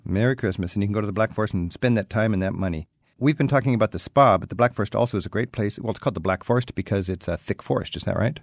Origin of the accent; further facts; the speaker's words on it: United States; I'm an American